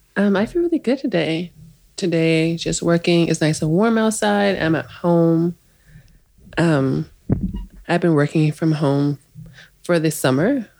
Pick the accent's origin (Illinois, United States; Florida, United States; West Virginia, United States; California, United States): Illinois, United States; Oak Park; moved away as an adult; also born or lived in Crown Heights, New York; now in New York, United States; So I'm from Oak Park, and yeah, when I come home, I'm staying in Oak Park.